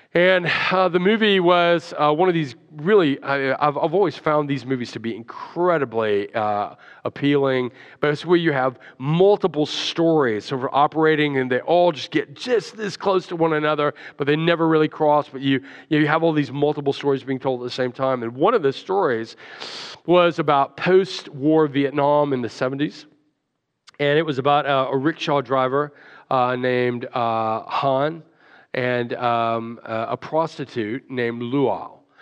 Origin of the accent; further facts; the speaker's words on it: Alabama, United States; I grew up in Alabama